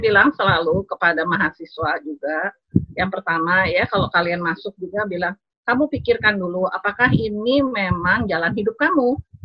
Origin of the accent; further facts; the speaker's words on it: Bandung, West Java, Indonesia; moved away as an adult; also born or lived in East Nusa Tenggara / Netherlands; ayah saya orang Sumatera Barat, ibu saya dari Jawa, Jawa Tengah dan Jawa Timur. Ya, kemudian eh, kami tinggal di Bandung, jadi kita belajar bahasa Sunda